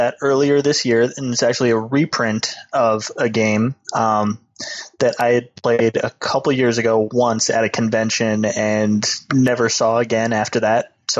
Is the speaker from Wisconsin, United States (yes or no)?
no; Michigan, United States; I came from Michigan. I can deal.